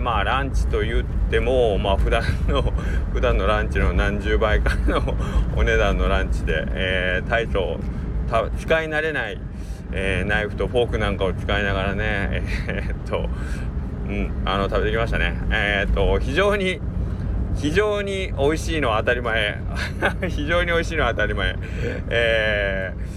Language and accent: Japanese; Kagawa, Japan; 僕が香川県出身